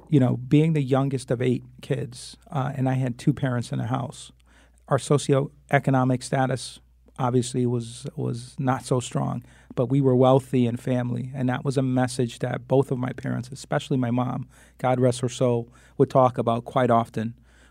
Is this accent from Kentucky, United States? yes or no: no; Hartford, Connecticut, United States; But the youngest of eight, I was born and raised on Flatbush Avenue, lived in the same house from the time I was born until the time I graduated high school. You know, proud graduate of Hartford Public Schools, Mary Hooker School, Burr, and Buckley High School.